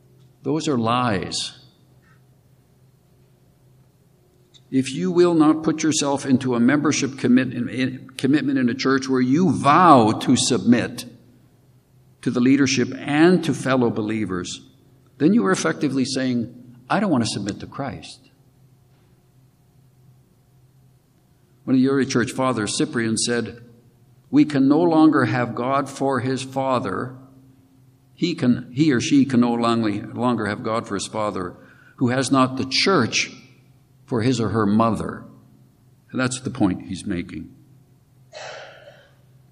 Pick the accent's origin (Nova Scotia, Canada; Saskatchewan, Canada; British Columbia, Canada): Saskatchewan, Canada; Regina; moved away; I grew up in Regina, Saskatchewan